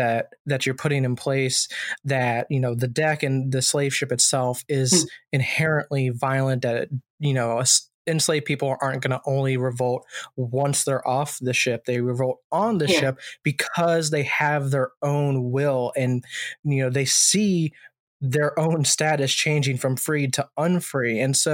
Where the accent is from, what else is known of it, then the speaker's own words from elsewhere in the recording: Virginia, United States; and I'm originally from Virginia myself.